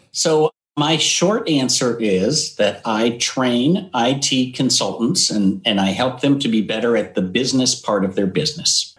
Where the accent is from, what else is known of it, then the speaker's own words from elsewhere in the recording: Yakima, Washington, United States; also born or lived in North Dakota; now in California, United States; I was born in North Dakota, but moved, I think I was three, we moved to Washington State. So I was okay. raised in, in Eastern Washington in a town called Yakima